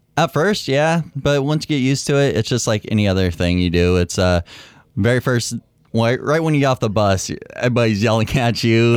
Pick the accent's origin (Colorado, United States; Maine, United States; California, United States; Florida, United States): California, United States; Concord; moved away as an adult; now in Mount Pleasant, Michigan, United States; I'm from, the easy question is from Concord, California